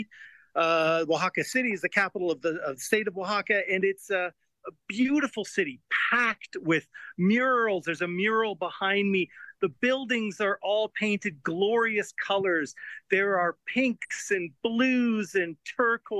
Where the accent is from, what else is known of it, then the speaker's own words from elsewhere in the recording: Canada; I'm a Canadian, not a Mexican.